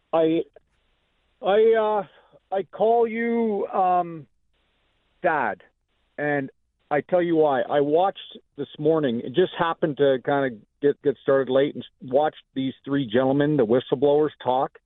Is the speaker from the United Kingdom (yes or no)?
no; Canada; now in United States; I'm Canadian born, but I'm an American citizen now